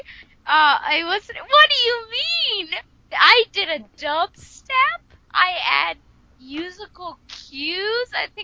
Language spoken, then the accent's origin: English; United States; I am an American and I was not born in the 80s